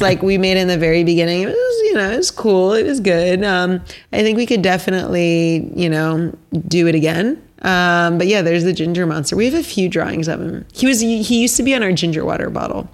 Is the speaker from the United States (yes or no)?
yes; Basking Ridge, New Jersey, United States; I grew up in Basking Ridge, New Jersey.